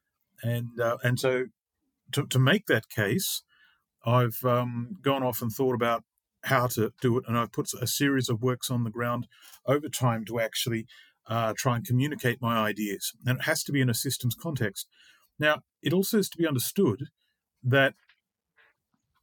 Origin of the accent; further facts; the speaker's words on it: Australia; moved away as an adult; now in Finland; I'm from Australia